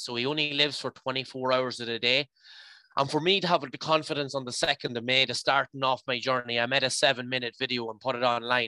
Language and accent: English; County Leitrim, Connacht, Ireland; I'm from the Mad Mile in County Leitrim